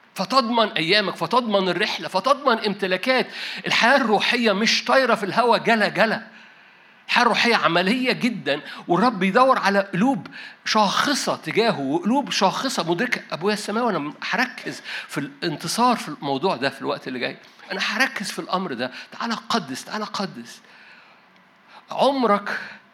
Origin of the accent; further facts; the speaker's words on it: Egypt; انا مصري